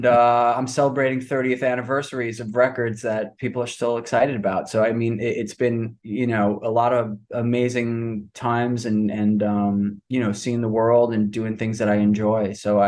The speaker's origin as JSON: {"language": "English", "town": "New York City", "region": "New York", "country": "United States", "tie": "born or raised there", "also_born_or_lived": "Manhattan, New York", "said": "I'm from Rockaway Beach originally, which is like kind of the outer, it's outer part of Queens."}